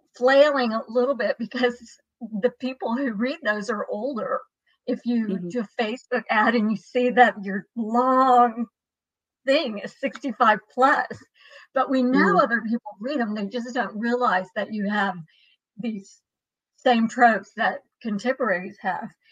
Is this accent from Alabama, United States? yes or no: no; Dallas, Texas, United States; also born or lived in Marble Falls, Texas; I grew up in Dallas